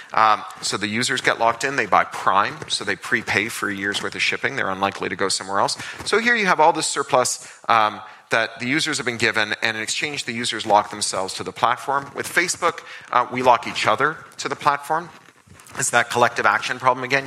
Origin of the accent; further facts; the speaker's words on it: Toronto, Ontario, Canada; when I was a kid growing up in Toronto